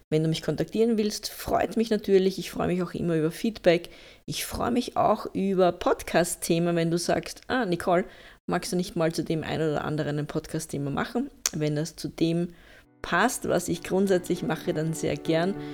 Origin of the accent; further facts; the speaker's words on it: Austria; Also ich bin eine, eine Österreicherin und da gibt es dann halt einen heftigen Dialekt auch dahinter dann teilweise.